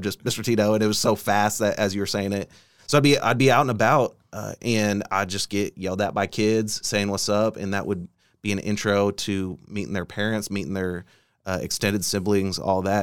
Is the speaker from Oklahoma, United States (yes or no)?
yes; Bartlesville, Oklahoma, United States; now in Oklahoma City, United States; I grew up in Bartlesville, Oklahoma